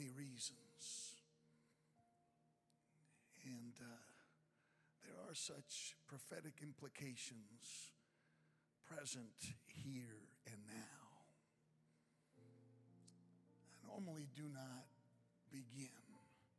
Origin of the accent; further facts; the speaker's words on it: Chicago, Illinois, United States; I am from Chicago